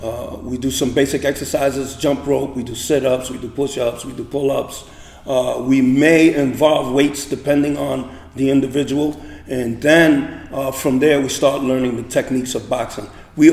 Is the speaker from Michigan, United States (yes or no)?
no; New York City, New York, United States; now in Montclair, United States; I came from Chelsea in Manhattan, but I've lived in Montclair for about 30 years now.